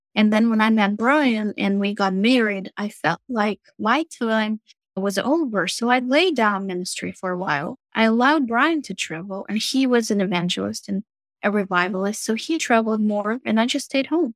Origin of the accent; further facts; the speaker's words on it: Moscow, Russia; moved away as an adult; also born or lived in Virginia Beach, Virginia; now in United States; So, I'm Russian. I was born and raised in Russia, Moscow